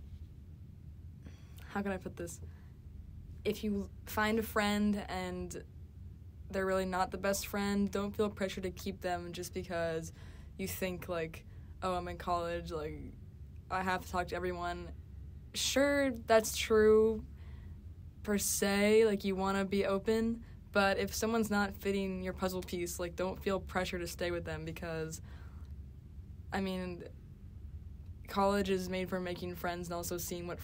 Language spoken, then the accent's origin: English; New York, United States; I'm from New York